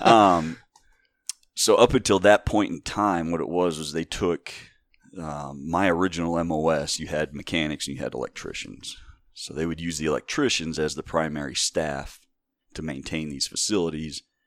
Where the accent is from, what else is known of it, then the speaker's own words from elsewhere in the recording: Wayne County, Northeast Ohio, United States; also born or lived in Hawaii; I grew up here in Wayne County